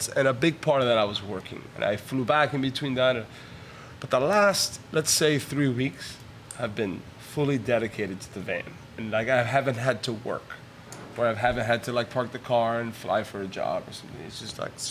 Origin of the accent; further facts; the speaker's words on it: Miami, Florida, United States; I'm Cuban, and I was raised in Miami.